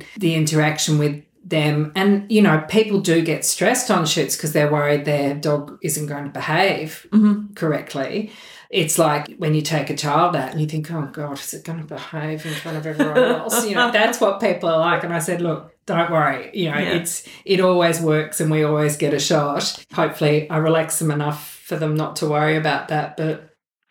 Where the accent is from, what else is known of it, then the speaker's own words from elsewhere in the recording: Melbourne, Victoria, Australia; moved away; I'm from Melbourne originally